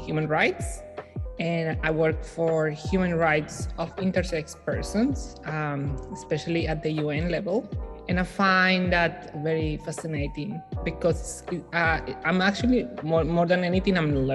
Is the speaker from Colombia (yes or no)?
yes; Colombia; English is a second language; moved away as an adult; now in New Zealand; as I was growing up in Colombia